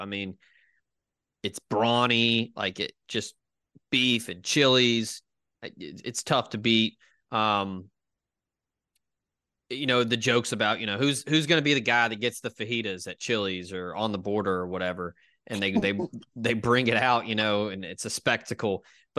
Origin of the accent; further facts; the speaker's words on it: the South, United States; growing up in the South, I obviously grew up on Americanized Mexican food.